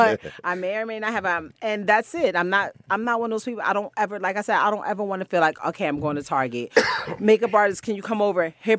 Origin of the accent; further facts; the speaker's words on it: Bronx, New York, United States; I'm from the Bronx. You know, we're known to have on pajamas and a pair of Jordans.